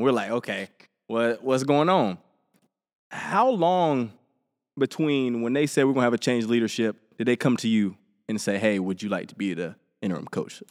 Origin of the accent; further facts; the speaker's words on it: Helena, Alabama, United States; I grew up in Helena, Alabama, small town.